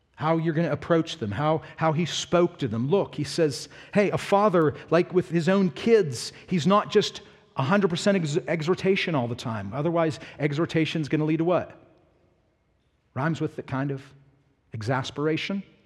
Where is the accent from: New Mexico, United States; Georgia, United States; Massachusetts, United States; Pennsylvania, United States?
Pennsylvania, United States; Pittsburgh; moved away; also born or lived in the South (US); I'm from Pittsburgh.